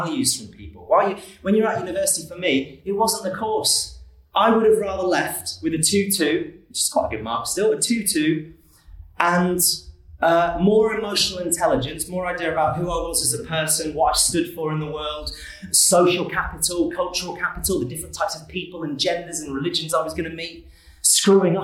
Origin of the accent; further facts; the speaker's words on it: Manchester, North West England, United Kingdom; also born or lived in Kettering; I was born in Kettering, and I grew up in around Cheshire in Manchester